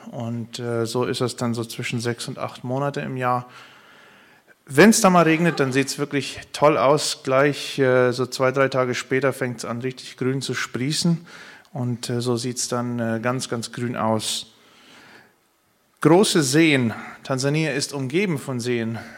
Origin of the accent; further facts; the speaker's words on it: Paraguay; Ich komme aus Paraguay, ursprünglich auch aus einer Mennonitengemeinde, aus einer Mennonitenkolonie dort.